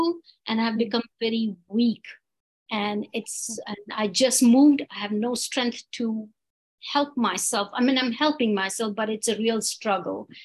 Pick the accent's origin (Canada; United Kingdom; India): India; now in United States; Well, I'm right now I live in America. But I'm from India originally.